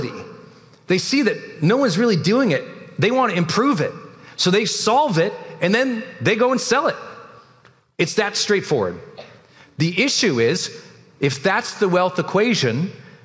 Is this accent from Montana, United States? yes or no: yes; Montana, United States; moved away as an adult; I was a cog from Montana